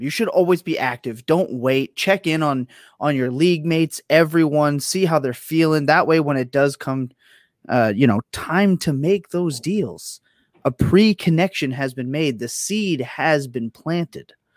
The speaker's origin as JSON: {"language": "English", "country": "Canada", "said": "I am Canadian"}